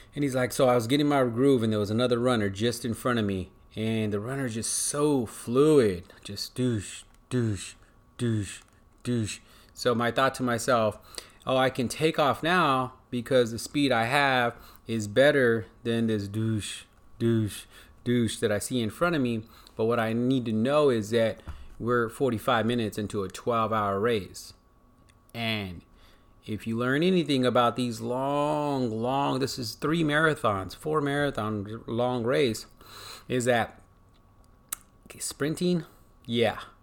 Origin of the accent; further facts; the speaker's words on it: United States; I'm American